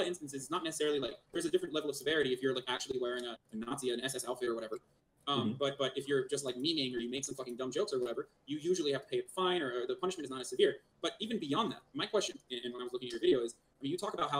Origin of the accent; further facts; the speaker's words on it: Turkey; moved away; I grew up in Turkey